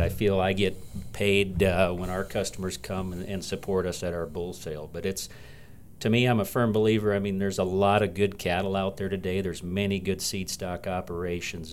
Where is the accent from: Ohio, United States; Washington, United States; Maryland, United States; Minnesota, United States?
Minnesota, United States; West Central; moved away as an adult; also born or lived in western South Dakota; now in Belle Fourche, United States; I grew up in Minnesota, and that's where Jason and I met, uh, grew up in the seed stock business back in West Central Minnesota